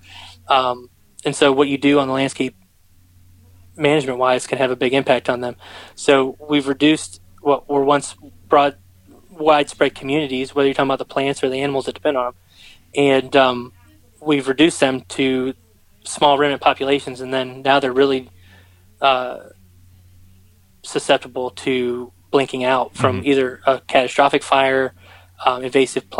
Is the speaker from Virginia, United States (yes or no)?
yes; Richmond, Virginia, United States; moved away as an adult; I grew up around Richmond, just south of Richmond, Virginia, and I went away to school